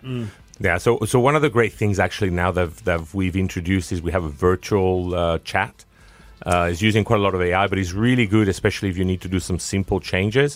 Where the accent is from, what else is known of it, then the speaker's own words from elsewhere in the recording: Spain; accent: South African twang; also born or lived in France / United Kingdom; I'm a bit of a, of a mix. I'm Spanish, French, uh, and I have a very British name. I'm partly British